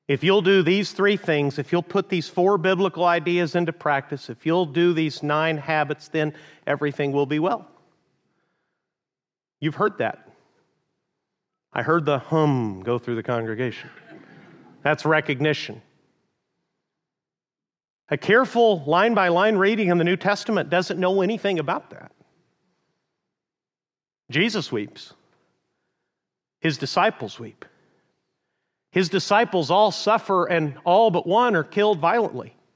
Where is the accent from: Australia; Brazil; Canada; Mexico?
Mexico; northern Mexico; also born or lived in Amarillo, Texas, United States; I was born in the panhandle of Texas, but raised in northern Mexico.